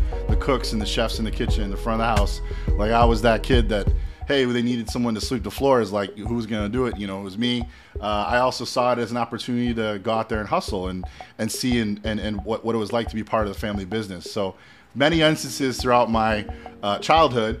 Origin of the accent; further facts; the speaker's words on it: Evanston, Illinois, United States; moved away as an adult; also born or lived in Chicago / Manhattan, New York; my hometown, like my family's restaurant, Oceanique